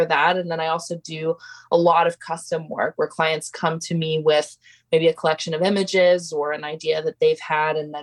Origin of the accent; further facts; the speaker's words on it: Portland, Oregon, United States; I grew up in Portland, very involved in a number of art communities